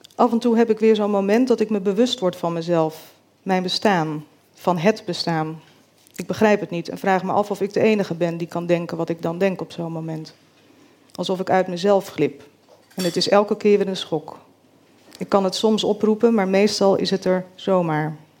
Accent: Groot-Ammers, South Holland, Netherlands; born or raised there; also born or lived in Rotterdam

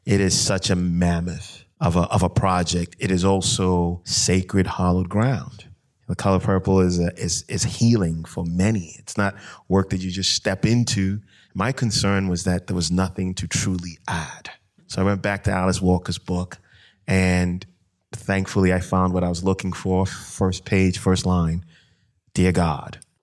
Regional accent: Ghana; I grew up in Ghana, you know, and, um, I grew up around a family of storytellers

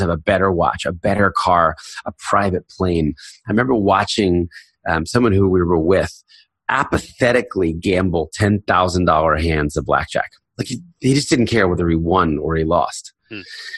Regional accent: United States; moved away as an adult; I was raised in a very conservative Christian home in Philadelphia, New Jersey

